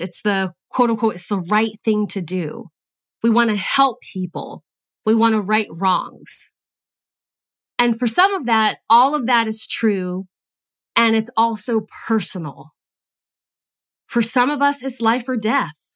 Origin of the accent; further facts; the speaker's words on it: United States; I was born in the United States.